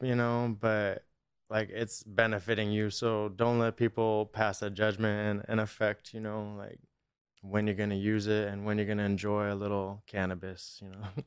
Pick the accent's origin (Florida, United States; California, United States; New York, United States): California, United States; Norco; Riverside originally, uh, the Inland Empire, like Corona, Norco area.